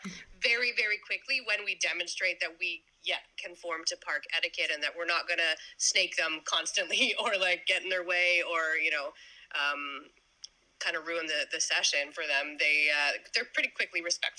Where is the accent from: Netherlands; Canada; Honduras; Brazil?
Canada; Toronto, Ontario; I'm from Ontario, Toronto, Ontario.